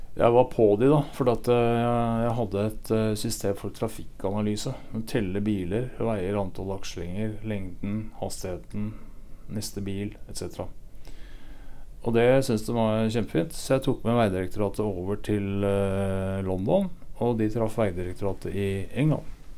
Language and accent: Norwegian; Sætre, Viken, Norway; moved away; Jeg er fra et sted som heter Setre i Hurum.